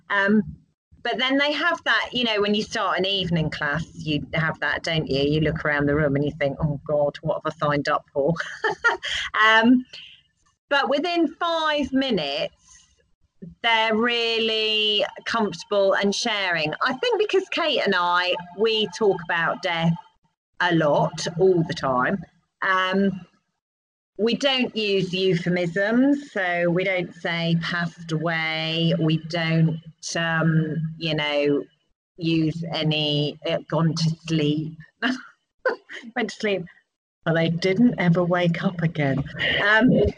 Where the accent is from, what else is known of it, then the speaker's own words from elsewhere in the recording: United Kingdom; as British people